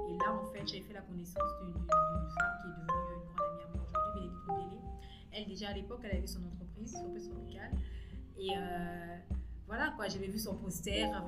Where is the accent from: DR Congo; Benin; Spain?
DR Congo; Kinshasa; also born or lived in Brazzaville, Republic of the Congo; je suis revenue à Kinshasa parce que j'ai mon bac à Brazzaville. Je suis revenue à Kinshasa. Mais je suis congolaise